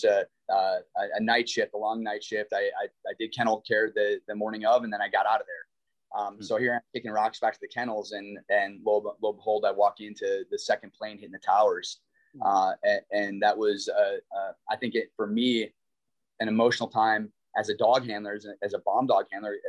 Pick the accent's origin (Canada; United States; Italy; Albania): United States; Minnesota; moved away as an adult; the small town that I grew up in Minnesota.